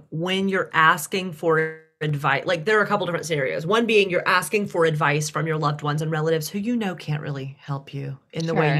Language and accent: English; the South, United States; I was raised in the South.